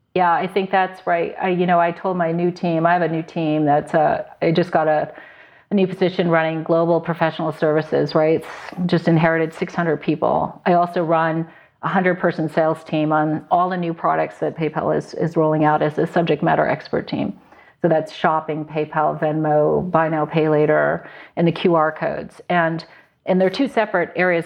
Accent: Connecticut, United States; also born or lived in New York / Silicon Valley; now in San Luis Obispo, United States; I grew up in Connecticut

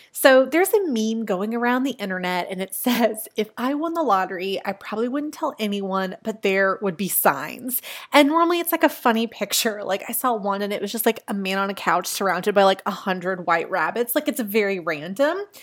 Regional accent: Virginia, United States; I grew up in Virginia

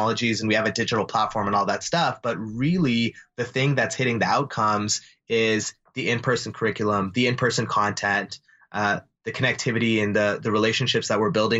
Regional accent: Calgary, Alberta, Canada; we grew up in Calgary

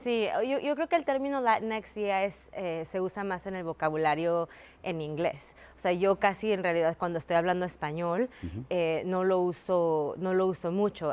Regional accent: Mexico; now in United States; me digo que soy mexicana, pues porque nací en México

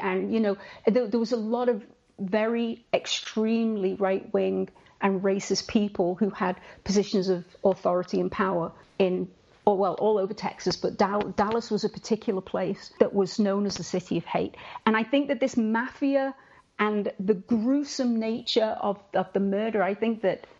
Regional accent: England, United Kingdom; I read these rumors as an English person

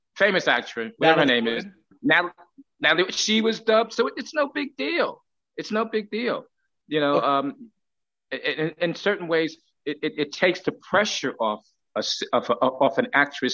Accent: New York City, New York, United States; moved away; also born or lived in London; I'm from Brooklyn

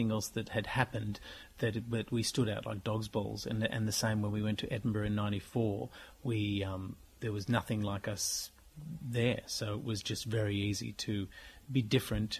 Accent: Australia; We're Australian

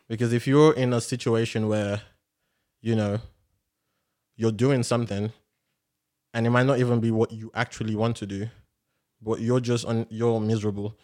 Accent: Nigeria; if we're both Nigerian

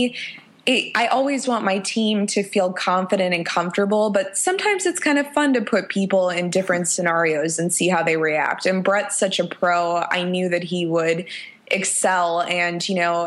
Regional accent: Chicago, Illinois, United States; moved away as an adult; now in Nashville, United States; I'm from Chicago, which is my, you know, favorite city in the whole world and my hometown

